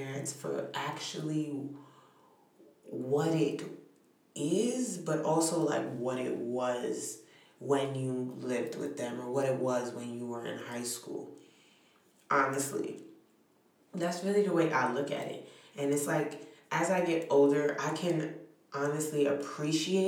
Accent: New York City, New York, United States; I'm from New York City. I'm from Brooklyn

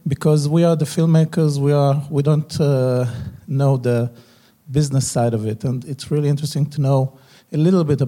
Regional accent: Israel; I'm from Israel

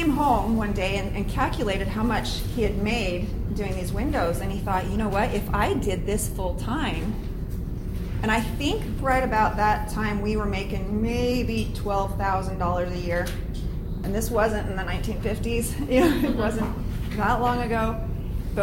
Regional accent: Arizona, United States; moved away as an adult; also born or lived in Utah / Mesa, Arizona; we're from Arizona

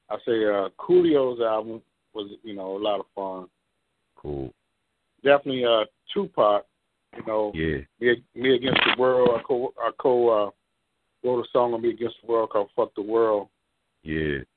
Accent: Compton, California, United States; like in growing up in Compton, we had some music programs at the time

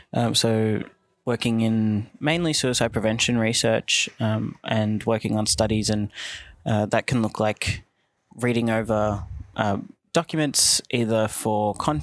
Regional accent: Werribee, Victoria, Australia; I'm from Werribee.

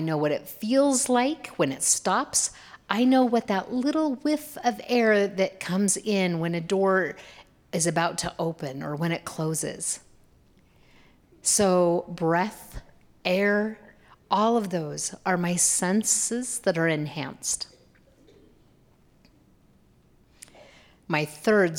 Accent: Boise, Idaho, United States; I grew up here in Boise

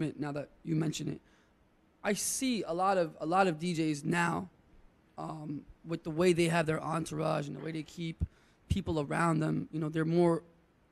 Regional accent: New York City, New York, United States; I'm from Brooklyn as well

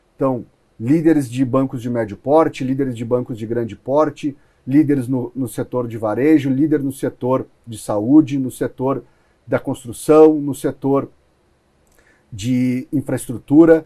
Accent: Rio Grande do Sul, Brazil; also born or lived in Palo Alto; now in São Paulo, Brazil; eu sou do Rio Grande do Sul

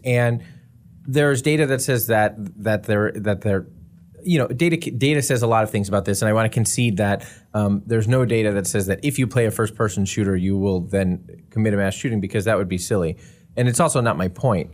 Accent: United States; half this podcast is the U.S. freaking

